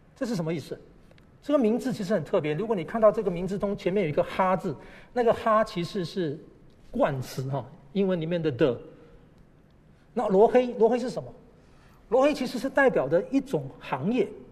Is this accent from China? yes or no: no; Malaysia; now in Taipei, Taiwan; 在马来西亚长大